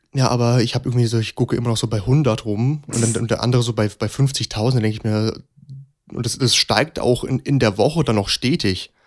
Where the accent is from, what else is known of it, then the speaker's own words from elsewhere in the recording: Hesse, Germany; gerade als Hesse dann noch in Berlin